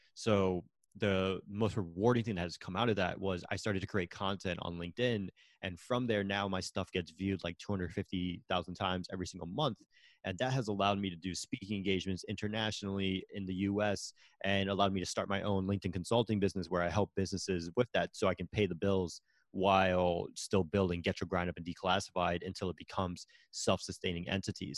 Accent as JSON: {"language": "English", "region": "Connecticut", "country": "United States", "also_born_or_lived": "Florida", "moved": "as an adult", "said": "I'm originally from Connecticut"}